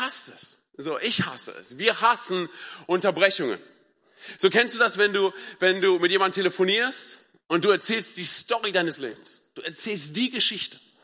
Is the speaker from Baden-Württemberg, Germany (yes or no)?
no; Berlin, Germany; ich bin ja ein Berliner Junge